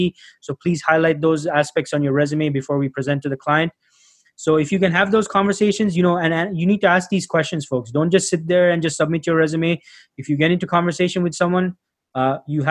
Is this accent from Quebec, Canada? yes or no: no; Toronto, Ontario, Canada; also born or lived in Sri Lanka; I was born in Sri Lanka. I grew up in Toronto, Canada